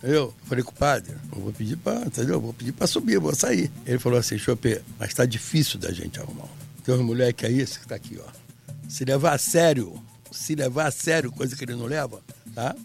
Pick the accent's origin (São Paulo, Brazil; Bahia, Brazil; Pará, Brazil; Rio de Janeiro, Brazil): Rio de Janeiro, Brazil; Eu sou nascido e criado em Ramos